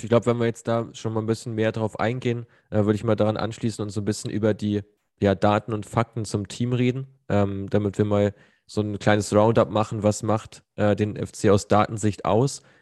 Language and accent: German; Cologne, North Rhine-Westphalia, Germany; will man sich ja gar nicht äh, ausdenken als Kölner